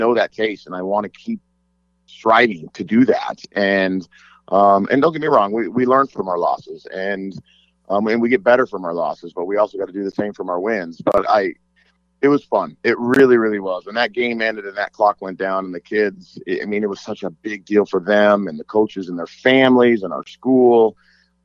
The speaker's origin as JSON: {"language": "English", "town": "Las Vegas", "region": "Nevada", "country": "United States", "tie": "born or raised there", "said": "I grew up here in Las Vegas"}